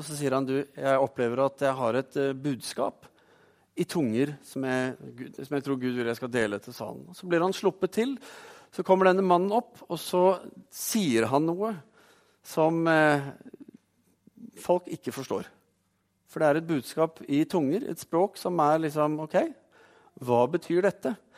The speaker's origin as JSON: {"language": "Norwegian", "region": "Oslo", "country": "Norway", "tie": "born or raised there", "said": "Når jeg var tenåring, så vokste jeg opp i Oslo"}